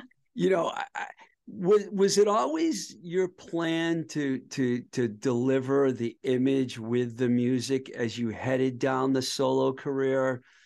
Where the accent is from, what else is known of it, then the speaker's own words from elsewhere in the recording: Boston area, Massachusetts, United States; moved away as an adult; also born or lived in Los Angeles, California; when i was a teenager growing up in the boston area